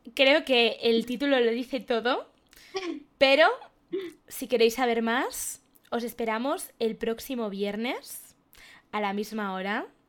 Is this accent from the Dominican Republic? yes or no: no; León, Castile and León, Spain; Yo soy de León